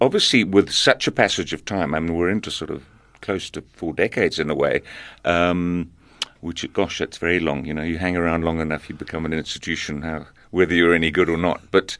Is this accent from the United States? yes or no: no; Zambia; born there; I was born in Zambia, and I did grow up listening to some of the songs that we're going to hear now.